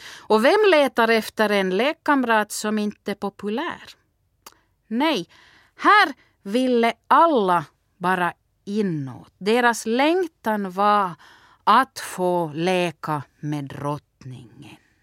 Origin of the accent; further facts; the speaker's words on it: Turku, Southwest Finland, Finland; now in Vaasa, Finland; Jag är uppvuxen i Åbo och bor i Vasa.